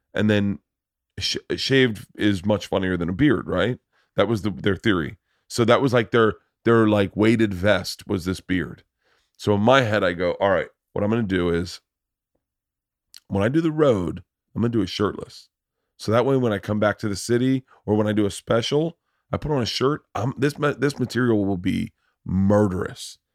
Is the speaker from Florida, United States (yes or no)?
yes; Tampa, Florida, United States; I grew up in Tampa